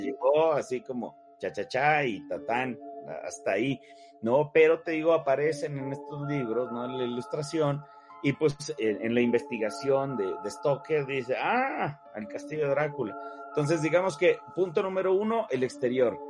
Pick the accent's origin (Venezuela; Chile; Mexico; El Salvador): Mexico; also born or lived in Coyoacán, Mexico City; somos muchos artistas mexicanos